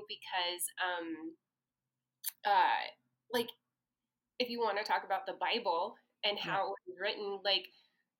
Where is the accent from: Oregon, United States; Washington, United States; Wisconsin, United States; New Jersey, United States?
Oregon, United States; Portland; I was born and raised in the Portland metropolitan area. I'm a third-generation Portlander, possibly 5th or 6th generation Oregonian.